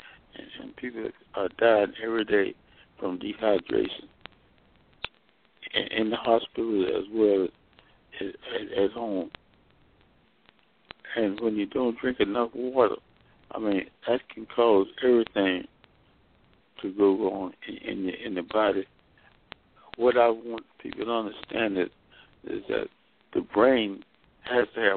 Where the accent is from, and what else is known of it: Mississippi, United States; born or raised there; moved away as an adult; also born or lived in Alabama / Nashville, Tennessee / Washington, D.C. / Daytona Beach, Florida